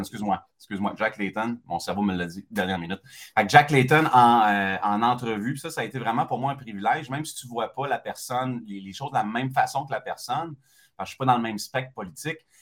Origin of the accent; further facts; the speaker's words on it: Quebec City, Quebec, Canada; moved away as an adult; also born or lived in Montreal / Longueuil; J'étais un gars de Québec, très fièrement de Québec